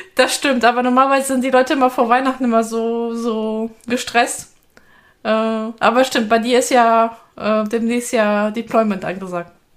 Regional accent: Rhineland, Germany; wir als Rheinländer

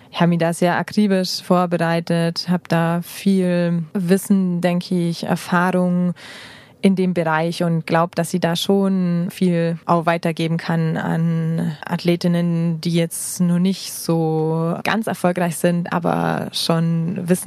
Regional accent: Bavaria, Germany; Da habe ich das Allgäu nochmal richtig gut äh, kennengelernt. Ich liebe das Allgäu, ich liebe meine Heimat

